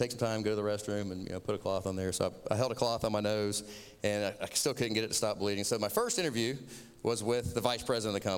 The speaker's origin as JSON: {"language": "English", "region": "Florida", "country": "United States", "accent": "southern", "said": "I'm from Florida. I have a non-regional dialect."}